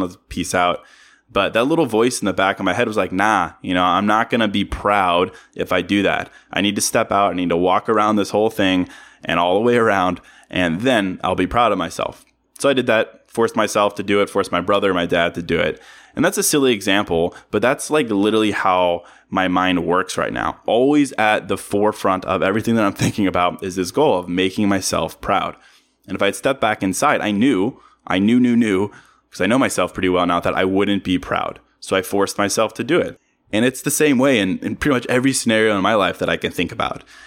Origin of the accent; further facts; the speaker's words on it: Virginia, United States; now in Chicago, United States; I'm from Virginia